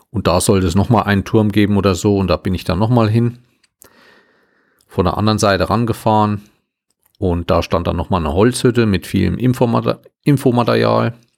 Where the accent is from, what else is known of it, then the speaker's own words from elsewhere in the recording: Schmalkalden, Thuringia, Germany; weil in Schmalkalden, wo ich groß geworden bin, das war mal sowas wie die Hauptstadt der Volkskunst in der Alten Republik.